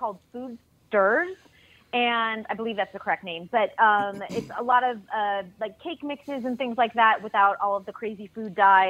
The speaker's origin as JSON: {"language": "English", "town": "Boston", "region": "Massachusetts", "country": "United States", "tie": "born or raised there", "said": "it's Boston, though, which is, of course, my hometown."}